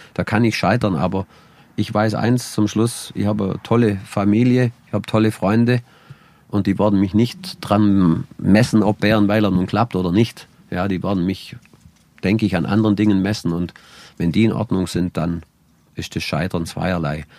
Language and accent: German; Allgäu, Germany; bei uns im Allgäu